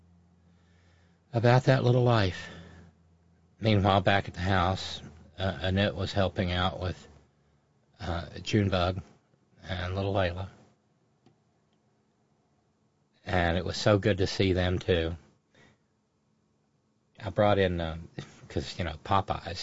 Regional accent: Alabama, United States; now in West Virginia, United States; I was born in Alabama

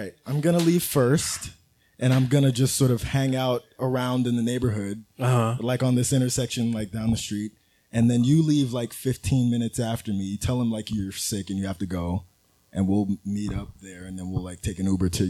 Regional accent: New York City, New York, United States; From Queens, from here.

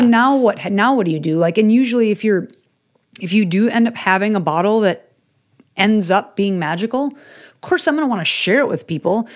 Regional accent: Chicago, Illinois, United States; I grew up in Chicago

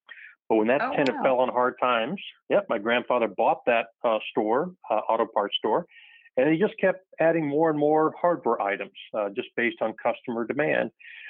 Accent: Naples, Florida, United States; I'm the oldest of the fourth generation of our family. Born and raised in Naples, Florida.

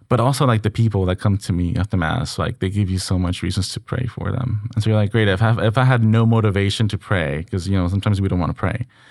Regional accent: Mexico; moved away; back in my hometown

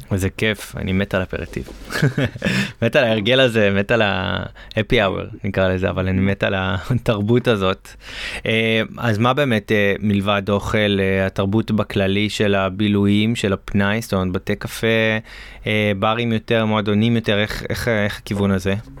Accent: Galilee, Northern District, Israel; אני, אני גדלתי בגליל, אז אנחנו היינו הולכים לכנרת

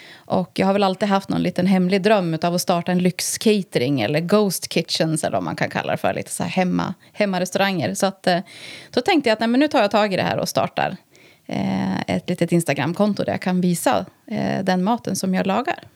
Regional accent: Härnösand, Västernorrland County, Sweden; jag är född och uppvuxen eh, på Bornsjöhöjden faktiskt. Och eh, har väl bott här mer eller mindre hela mitt liv förutom några år utomlands då

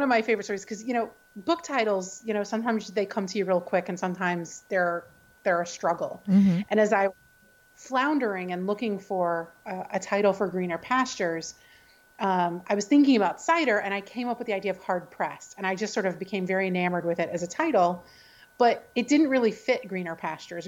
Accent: the South, United States; I was raised in the South

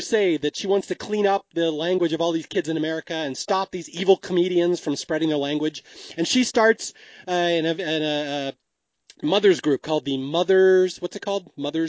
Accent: Seattle, Washington, United States; Now, I grew up in Seattle, which is not far from Canada. Like, it's way closer to Canada than it is to, like, Mexico. So I always consider myself almost half Canadian

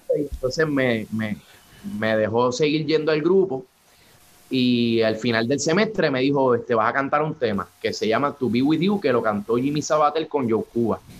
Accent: Trujillo Alto, Puerto Rico; saludos de Puerto Rico, Trujillo Alto en la casa

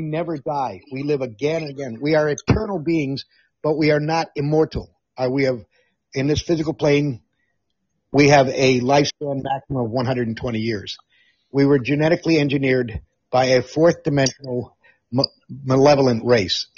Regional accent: Amsterdam, North Holland, Netherlands; born or raised there; moved away

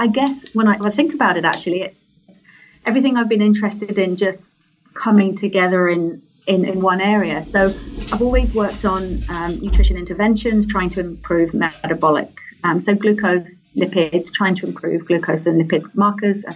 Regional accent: England, United Kingdom; accent: English; also born or lived in Northern Ireland; now in Australia; I was born in England, grew up there, then moved to Ireland, and now I'm in Australia.

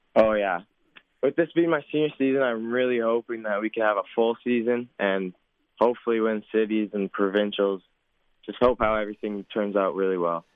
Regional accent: Saskatoon, Saskatchewan, Canada; my hometown fans

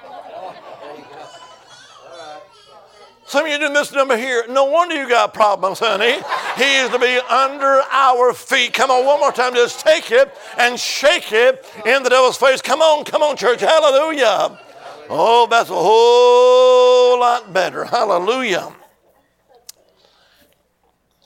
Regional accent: Alabama, United States; now in Virginia, United States; originally, I'm from the Holy Land. I am. Amen. Alabama

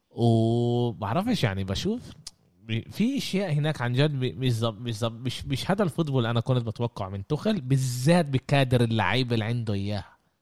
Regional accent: Jaffa, Tel Aviv District, Israel; عندنا بيافا

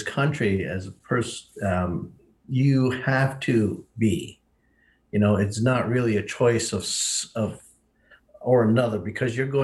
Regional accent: Hempstead, New York, United States; moved away as an adult; now in Standing Rock, United States; I grew up in Hempstead, New York, on Long Island

